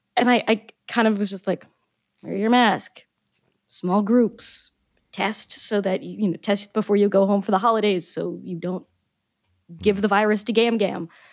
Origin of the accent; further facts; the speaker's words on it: Maryland, United States; also born or lived in Boca Raton, Florida; growing up in Maryland